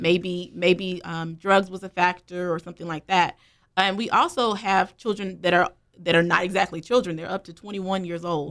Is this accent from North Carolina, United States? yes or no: yes; Greensboro, North Carolina, United States; also born or lived in Charlotte, North Carolina; I'm born and raised in Greensboro, North Carolina.